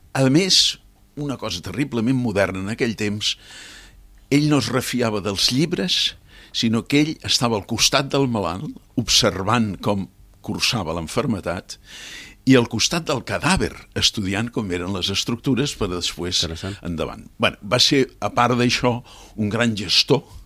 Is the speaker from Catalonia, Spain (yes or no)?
yes; Cambrils, Catalonia, Spain; moved away; després d'estar quasi 50 anys fora fora d'Espanya i fora de Catalunya i jubilat tornar, diguéssim, a les arrels, vaig voler deixar un, una marca, una impremta a, eh, al meu poble, a Cambrils.